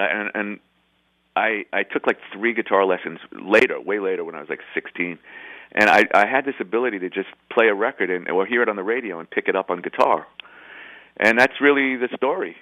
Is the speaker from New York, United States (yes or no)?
yes; New York City, New York, United States; I grew up in I grew up in the Bronx, kind of like a Neil Simon, you know, right by Yankee Stadium.